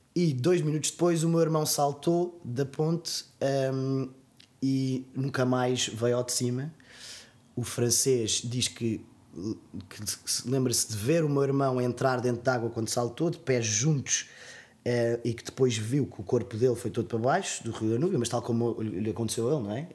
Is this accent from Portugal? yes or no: yes; Portugal; sou português